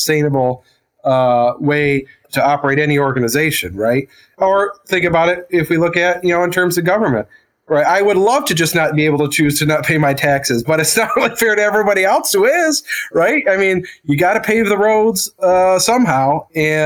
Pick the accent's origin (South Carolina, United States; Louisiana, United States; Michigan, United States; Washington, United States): Michigan, United States; Flint; I'm from Flint, Genesee County